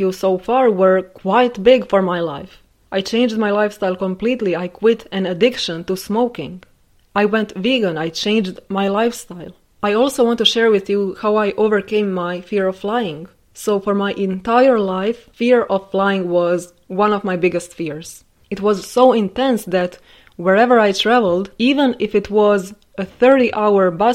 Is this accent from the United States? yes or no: no; Croatia; staying in my home country my entire life